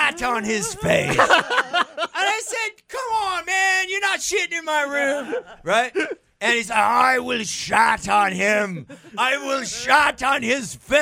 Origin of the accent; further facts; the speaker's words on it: California, United States; I'm a kid from California, right? I'm a surfer kid